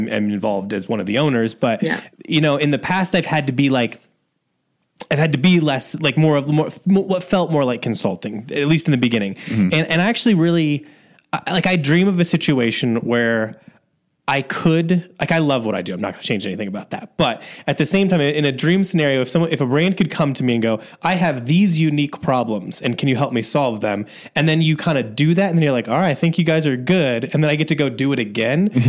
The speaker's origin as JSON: {"language": "English", "region": "Indiana", "country": "United States", "moved": "yes", "said": "I'm from like, you know, a smaller town in Indiana"}